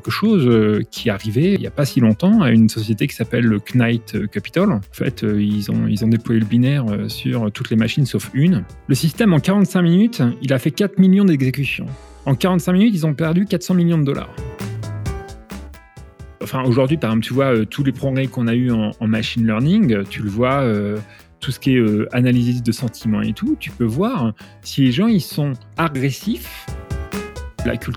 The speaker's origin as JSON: {"language": "French", "region": "Normandy", "country": "France", "said": "moi j'ai commencé en France, je suis originaire de Normandie"}